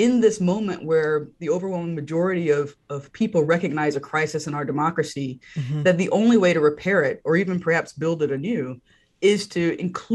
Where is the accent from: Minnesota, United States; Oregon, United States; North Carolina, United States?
North Carolina, United States; I grew up in North Carolina